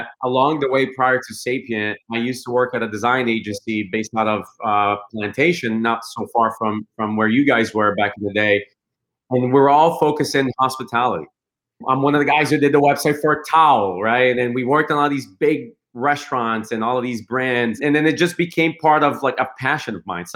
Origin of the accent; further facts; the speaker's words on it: Brazil; also born or lived in Chicago, United States; now in United States; I was born and raised in Brazil and moved to the US in 2001